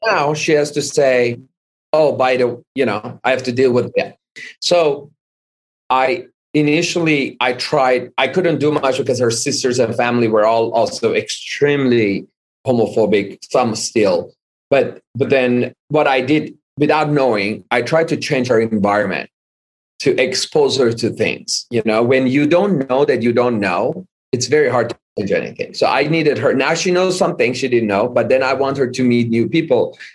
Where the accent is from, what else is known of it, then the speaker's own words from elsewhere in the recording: Iran; moved away as an adult; also born or lived in Hollywood, Los Angeles, United States; now in United States; lived in Iran most of my life. I was 20 years old when we moved. I moved by myself to back to the US. However, I was born in Hollywood Hospital at age of 30 days old. My mom decided to move back to Iran